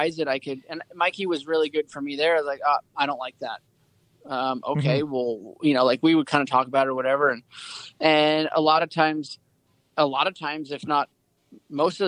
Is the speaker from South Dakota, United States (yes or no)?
no; Seattle, Washington, United States; born or raised there